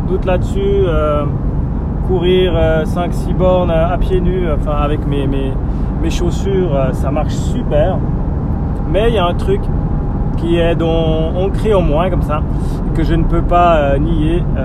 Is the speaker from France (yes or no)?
no; Switzerland; chez nous en Suisse